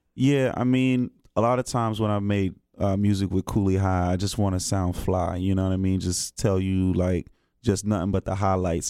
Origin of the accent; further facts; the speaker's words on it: Greensboro, North Carolina, United States; from Greensboro originally